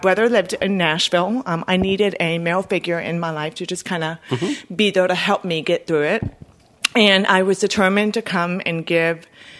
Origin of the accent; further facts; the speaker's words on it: Bolivia; also born or lived in United States; So, I guess I will start with, I'm from Bolivia, South America, and I have lived between both countries my whole life. I am bilingual. I speak Spanish and English.